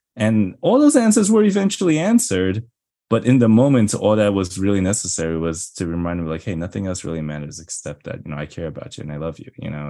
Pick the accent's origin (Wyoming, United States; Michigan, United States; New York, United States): New York, United States; I'm from New York.